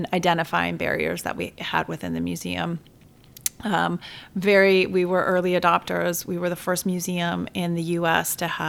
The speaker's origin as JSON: {"language": "English", "town": "Chicago", "region": "Illinois", "country": "United States", "tie": "born or raised there", "also_born_or_lived": "Siena, Italy", "said": "growing up on the South Side and living here"}